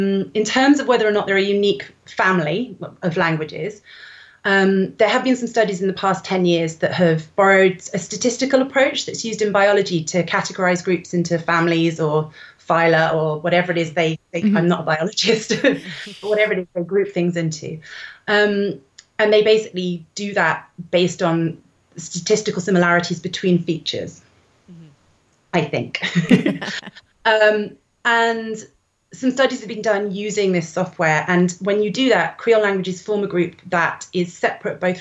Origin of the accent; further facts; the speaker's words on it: England, United Kingdom; as an English person who studies a language that came out of the slave trade